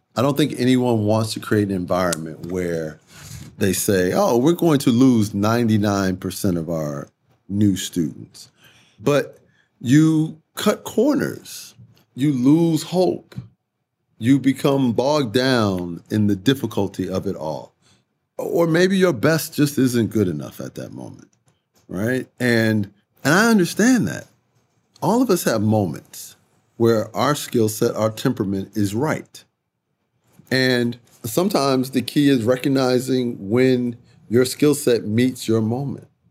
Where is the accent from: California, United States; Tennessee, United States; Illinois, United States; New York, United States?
Illinois, United States; Chicago; I grew up in Chicago. I'm a big city man